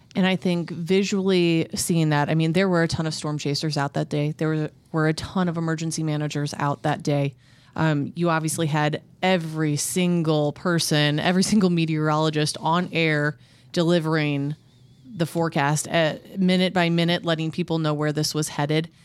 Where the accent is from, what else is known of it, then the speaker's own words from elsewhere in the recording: Midwest, United States; living and growing up in the Midwest